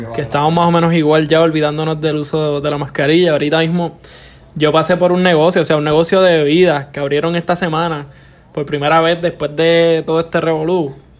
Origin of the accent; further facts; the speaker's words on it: Morovis, Puerto Rico; moved away as an adult; now in Ponce, Puerto Rico; soy de Morovi